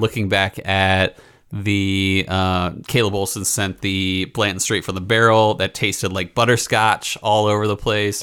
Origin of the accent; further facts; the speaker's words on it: East Coast, United States; I'm from the East Coast